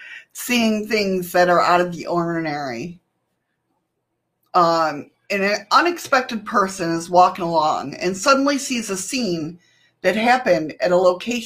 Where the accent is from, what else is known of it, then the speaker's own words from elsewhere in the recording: Alaska, United States; We're not really Russian, Amorowicz. We're Alaskan. We live in Alaska